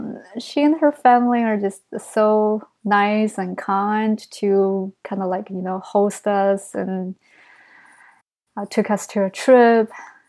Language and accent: English; New York, United States; as a New Yorker